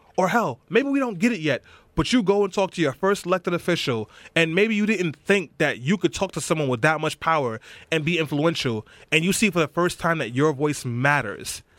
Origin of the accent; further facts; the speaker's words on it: New York City, New York, United States; I grew up in East New York and Brownsville.